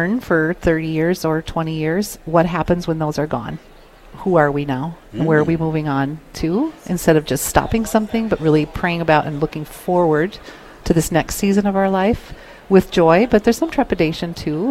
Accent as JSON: {"language": "English", "town": "Minneapolis", "region": "Minnesota", "country": "United States", "tie": "born or raised there", "said": "I grew up in Minneapolis."}